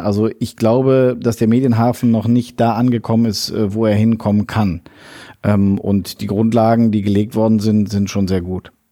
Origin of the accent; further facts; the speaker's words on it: Bonn, North Rhine-Westphalia, Germany; moved away as an adult; also born or lived in Berlin; now in Düsseldorf, Germany; Ich bin Bonner, genau bin auch nach wie vor viel in Bonn.